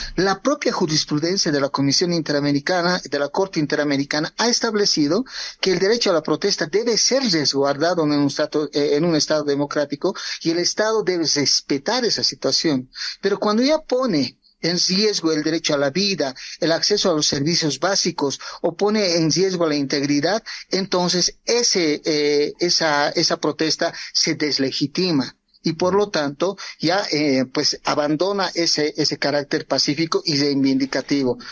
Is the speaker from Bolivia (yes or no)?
yes; Bolivia; nosotros como pueblo boliviano